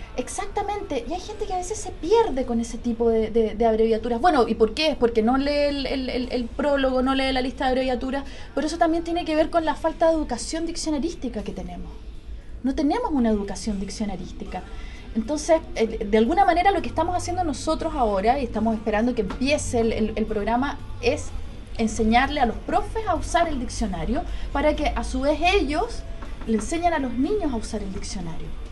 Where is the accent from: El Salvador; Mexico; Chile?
Chile; en Chile con nuestra entonación, con nuestra manera de hablar